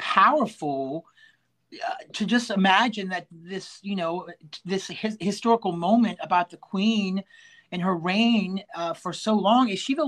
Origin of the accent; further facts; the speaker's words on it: United States; as an American